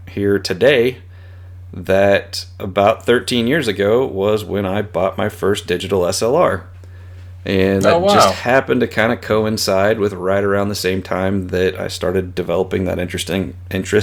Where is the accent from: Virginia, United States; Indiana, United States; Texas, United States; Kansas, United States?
Kansas, United States; small town 80 miles southwest of Wichita; now in Wichita, United States; I grew up in a very small town, probably 80 miles southwest of Wichita